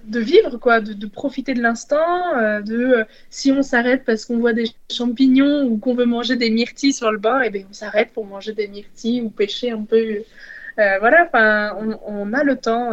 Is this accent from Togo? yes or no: no; France; nous sommes français